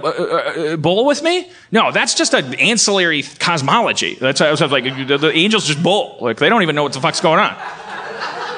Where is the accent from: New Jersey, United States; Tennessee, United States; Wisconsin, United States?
Wisconsin, United States; Milwaukee; moved away; I was born in Milwaukee